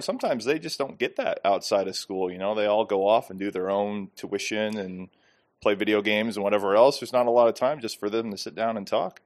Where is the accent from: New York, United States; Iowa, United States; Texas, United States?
Iowa, United States; moved away; I'm from Iowa